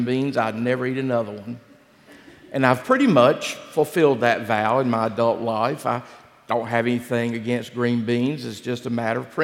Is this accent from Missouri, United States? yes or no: no; Gaston County, North Carolina, United States; Gaston County, where I grew up.